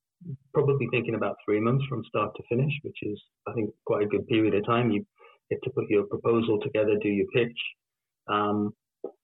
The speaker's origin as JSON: {"language": "English", "area": "the Northeast", "region": "North East England", "country": "United Kingdom", "said": "I'm from the Northeast"}